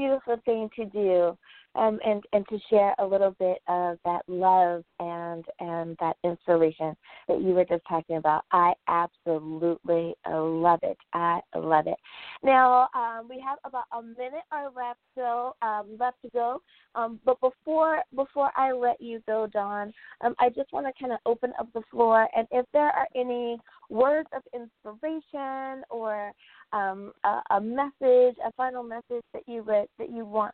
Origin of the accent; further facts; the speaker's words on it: United States; the United States of America, my home country